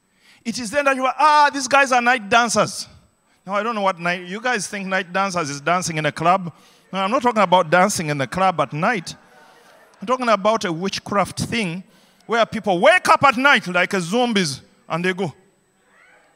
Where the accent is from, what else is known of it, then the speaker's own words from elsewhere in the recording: Uganda; growing up in Idi Amin's Uganda